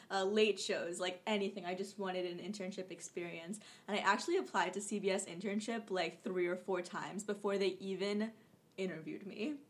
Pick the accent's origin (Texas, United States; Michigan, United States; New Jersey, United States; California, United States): New Jersey, United States; born or raised there; also born or lived in Kolkata, India; now in Jersey City, United States